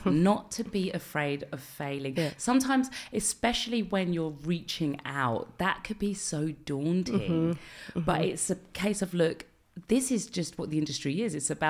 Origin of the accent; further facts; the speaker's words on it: London, United Kingdom; Like I remember, I'm from London. Yeah. I know … from the garage days.